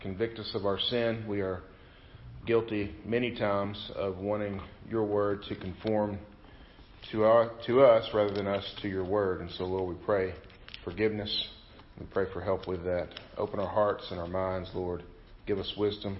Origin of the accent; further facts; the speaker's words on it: Southeast Missouri, United States; moved away; also born or lived in Mississippi; I grew up in Southeast Missouri